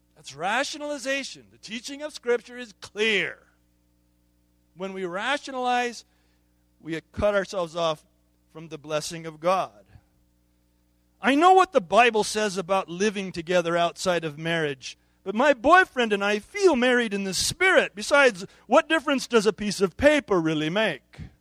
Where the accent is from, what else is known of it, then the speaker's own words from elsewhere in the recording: United States; As American consumer Christians